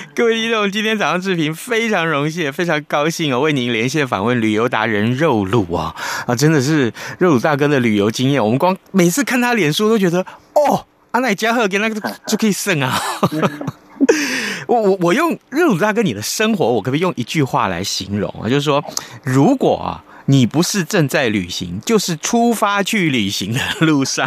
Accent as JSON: {"language": "Chinese", "region": "Tainan", "country": "Taiwan", "said": "我们台南人不一样啊"}